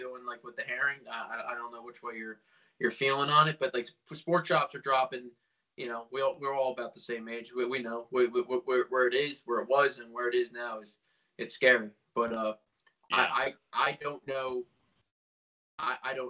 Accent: Lake Hopatcong, New Jersey, United States; I grew up on Lake Pacon

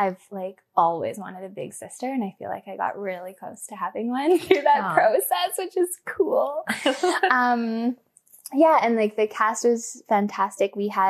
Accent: Scotland, United Kingdom; I mean, I'm Scottish, British, blah, blah, blah, blah

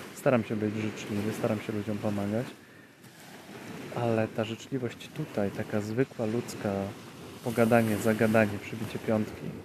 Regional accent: Poland

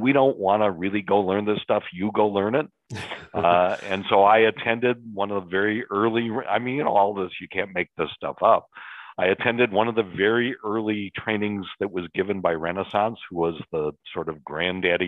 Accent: Chicago, Illinois, United States; born and raised in Chicago, lived here my entire life

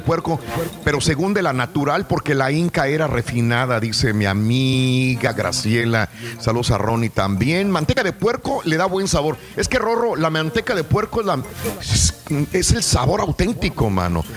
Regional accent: Mexico; como mexicanos

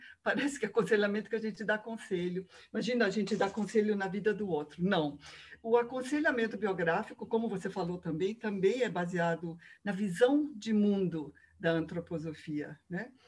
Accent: Rio de Janeiro, Brazil; moved away as an adult; now in Curitiba, Brazil; eu sou carioca, moro em Curitiba já há 30 anos.

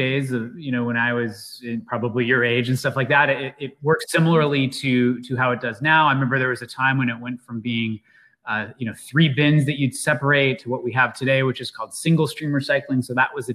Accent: Seattle, Washington, United States; I grew up in the Seattle area

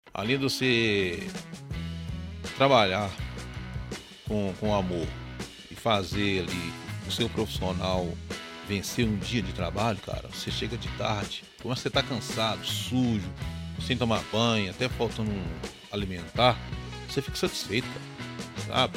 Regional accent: Belo Horizonte, Minas Gerais, Brazil; sou de Belo Horizonte, mas a minha família tem origem em Tabira.

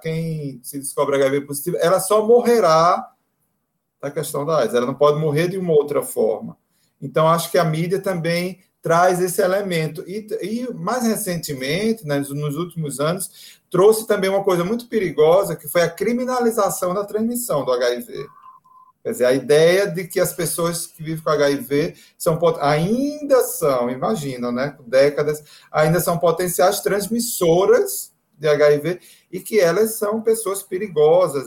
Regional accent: Northeast Brazil, Brazil; A gente é do Nordeste

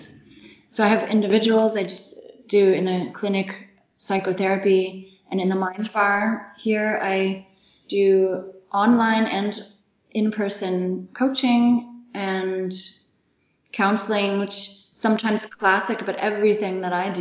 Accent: United States; now in Germany; I'm American

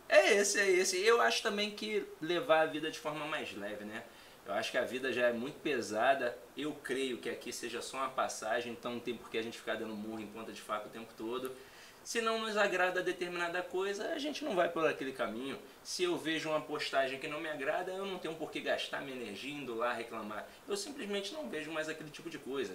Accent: Hidrolândia, Ceará, Brazil; also born or lived in Santa Quitéria; eu sou nordestino, né? Eu nasci no Ceará

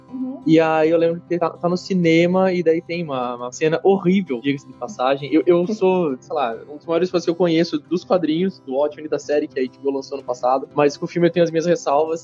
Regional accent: Santa Catarina, Brazil; moved away as an adult; also born or lived in Dublin; now in São Paulo, Brazil; Eu, assim como o Denis, sou, sou catarinense

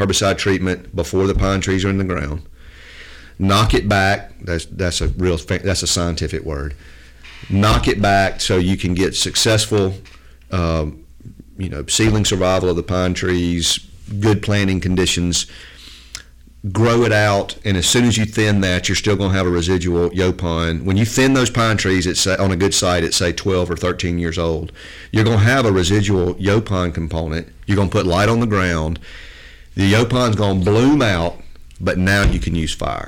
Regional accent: South Mississippi, United States; I grew up hunting in South Mississippi

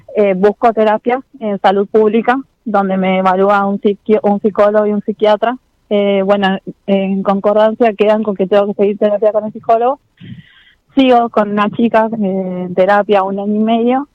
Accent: General Roca, Río Negro, Argentina; de General Roca

